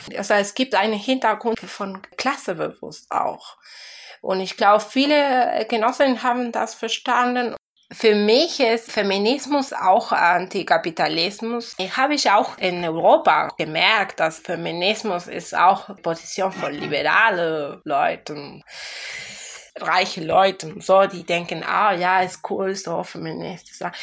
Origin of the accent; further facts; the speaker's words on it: Argentina; German is a second language; moved away; Weil ich bin nicht mehr aus Argentinien, ja, ich bin in Argentinien geboren.